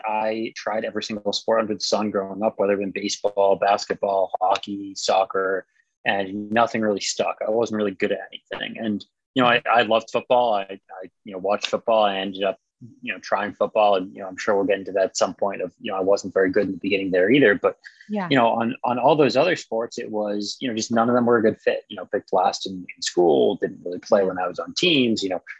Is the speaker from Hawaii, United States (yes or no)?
no; Massachusetts, United States; I liked Boston. I still like Boston. I actually just moved away from Boston again, but I'm sure I'll be back one day.